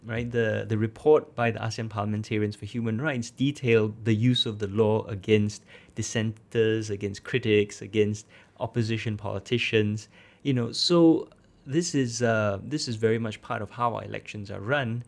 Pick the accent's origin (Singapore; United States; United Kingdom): Singapore; as a Singaporean